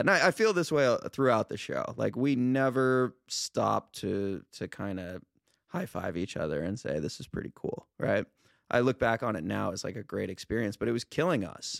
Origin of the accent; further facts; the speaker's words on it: Los Angeles, California, United States; now in Venice, United States; I'm a Val, I grew up in the Valley